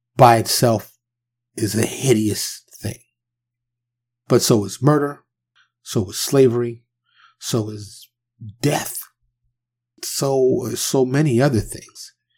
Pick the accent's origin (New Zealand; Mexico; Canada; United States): United States; New York City, New York; now in Texas, United States; I am from New York, born and raised in New York City. but I currently reside in Texas.